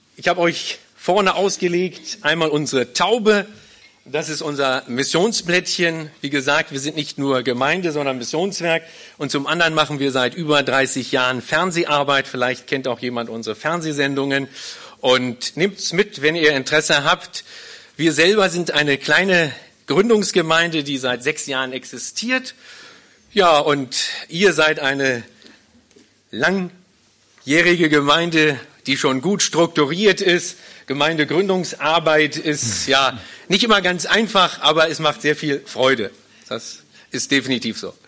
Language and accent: German; Berlin, Germany; moved away as an adult; now in Hannover, Germany; Ich komme ursprünglich nicht aus Hildesheim, sondern ich komme ursprünglich aus Berlin